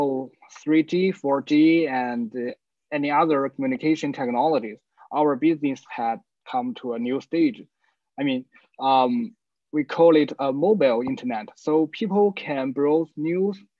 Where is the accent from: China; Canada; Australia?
China; I'm from China.